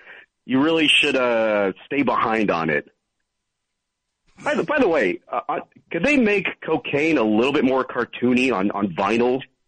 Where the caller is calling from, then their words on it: Manhattan, New York, United States; I'm calling from Manhattan.